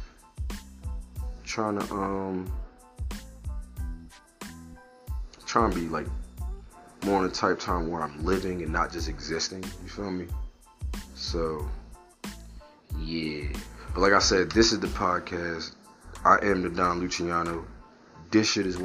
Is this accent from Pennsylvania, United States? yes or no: yes; Philadelphia, Pennsylvania, United States; I'm from Philly